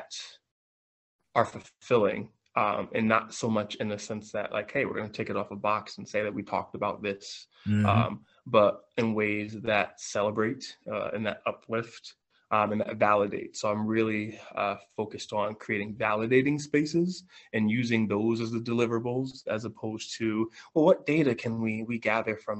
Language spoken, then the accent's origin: English; New Haven, Connecticut, United States; I got an offer to substitute teach at my high school, James Hillhouse High